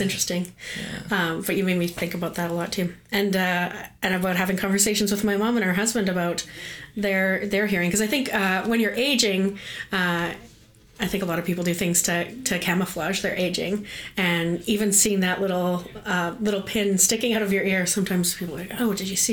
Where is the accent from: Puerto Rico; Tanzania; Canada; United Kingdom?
Canada; as a Canadian